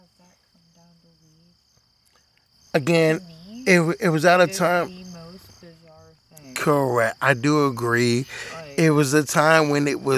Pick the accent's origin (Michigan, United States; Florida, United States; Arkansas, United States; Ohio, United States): Michigan, United States; Detroit; I'm black and from Detroit. We don't do that shit up there